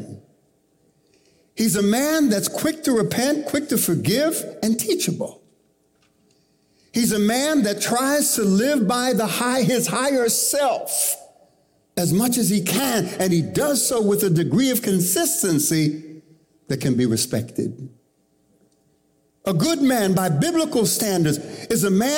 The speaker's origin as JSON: {"language": "English", "country": "Panama", "tie": "born or raised there", "moved": "yes", "lives_now": "United States", "said": "I was born in Panama, and we left Panama to come to the United States to make a new start"}